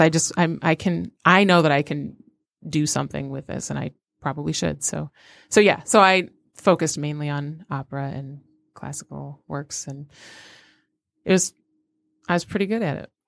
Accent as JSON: {"language": "English", "town": "Royal Oak", "region": "Michigan", "country": "United States", "tie": "born or raised there", "also_born_or_lived": "Detroit, Michigan / Saginaw, Michigan", "said": "I grew up in Royal Oak"}